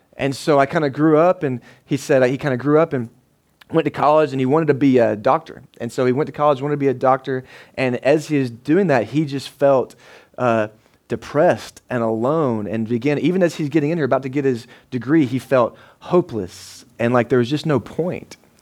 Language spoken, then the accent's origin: English; United States; we're an American man